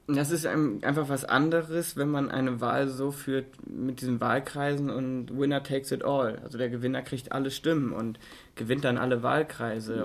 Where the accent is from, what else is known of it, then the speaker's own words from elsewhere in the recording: Germany; bei uns in Deutschland